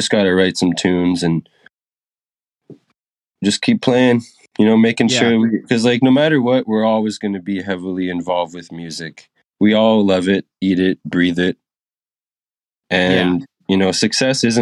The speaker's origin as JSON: {"language": "English", "town": "Edmonton", "region": "Alberta", "country": "Canada", "said": "I'm from Edmonton, Canada. There's, like, not a lot of people that keep up with bands up here."}